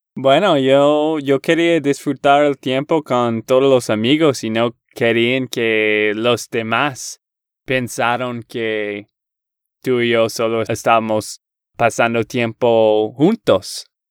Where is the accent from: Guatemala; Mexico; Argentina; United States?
United States; Texas; de Texas, Estados Unidos